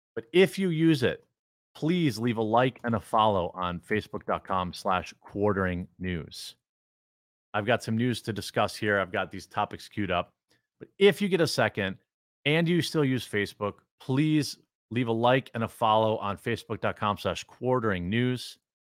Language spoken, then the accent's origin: English; United States; growing up in America